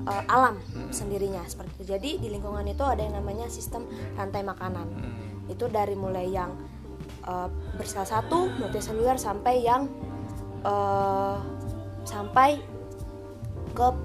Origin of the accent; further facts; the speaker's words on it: Central Kalimantan, Indonesia; now in Yogyakarta, Indonesia; saya berasal dari Kalimantan Tengah tapi sekarang sedang menempuh pendidikan di Yogyakarta.